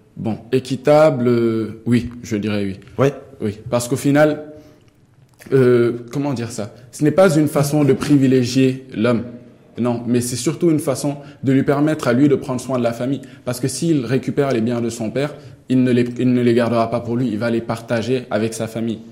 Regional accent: Senegal; moved away as an adult; now in Morocco; chez moi, au Sénégal

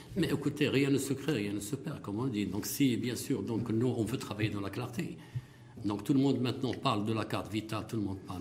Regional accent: Morocco; on est des Marocains

